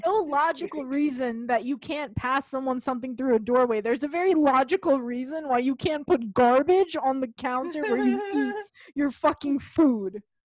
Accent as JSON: {"language": "English", "town": "New York City", "region": "New York", "country": "United States", "said": "I'm from Staten Island"}